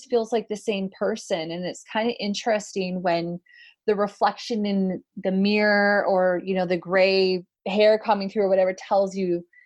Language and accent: English; Canada; me being Canadian